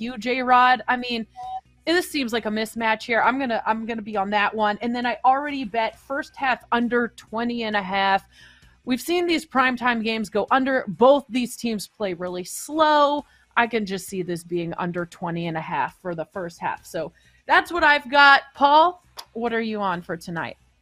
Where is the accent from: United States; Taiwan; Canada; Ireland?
Canada; I'm Canadian